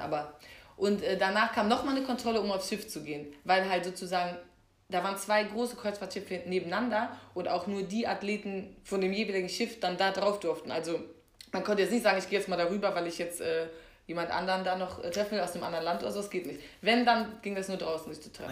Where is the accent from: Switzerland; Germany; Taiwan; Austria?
Germany; man kommt aus Deutschland